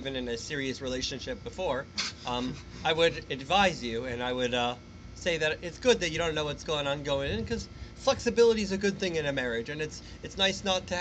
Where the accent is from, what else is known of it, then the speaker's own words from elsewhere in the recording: Canada; I'm Canadian